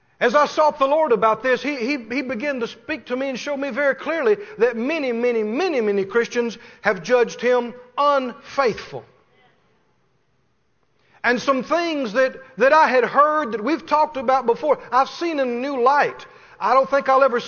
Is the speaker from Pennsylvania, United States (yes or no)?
no; Mississippi, United States; I come from Mississippi. We use small words a lot of times where I grew up.